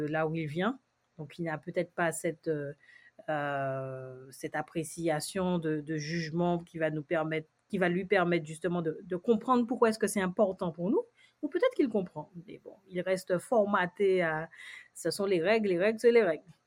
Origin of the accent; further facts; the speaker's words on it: Martinique; notre identité, c'est aussi une identité créole